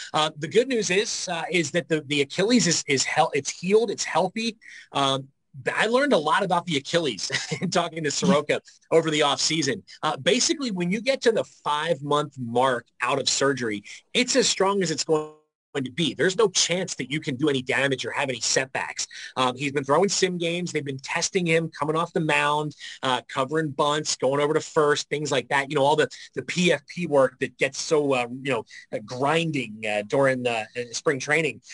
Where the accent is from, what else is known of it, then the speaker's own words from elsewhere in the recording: Philadelphia, Pennsylvania, United States; moved away; I'm from Philadelphia